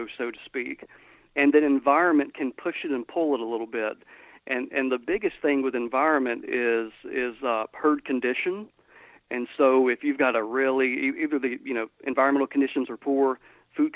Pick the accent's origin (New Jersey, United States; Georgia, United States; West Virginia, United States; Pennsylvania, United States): Georgia, United States; moved away as an adult; now in Mississippi, United States; Where I grew up in Georgia, latitudinally, exactly the same place where I'm at now